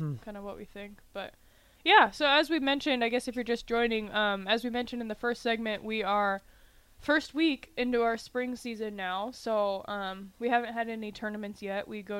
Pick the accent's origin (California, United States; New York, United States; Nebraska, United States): Nebraska, United States; Wahoo; I'm from Wahoo, so I'm on closer to the north end of Lincoln